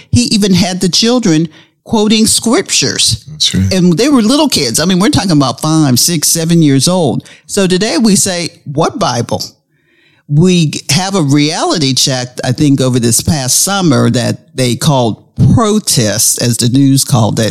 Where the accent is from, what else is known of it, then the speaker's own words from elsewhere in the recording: Pittsburgh, Pennsylvania, United States; we grew up in Pittsburgh